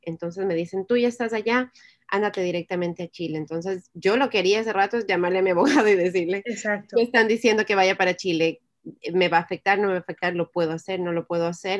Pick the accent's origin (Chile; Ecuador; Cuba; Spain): Ecuador; now in United States; soy de Ecuador